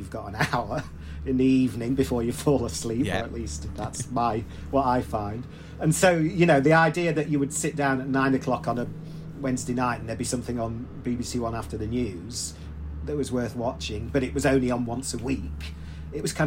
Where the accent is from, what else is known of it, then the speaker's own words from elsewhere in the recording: Leeds, Yorkshire and the Humber, United Kingdom; where I was growing up in Leeds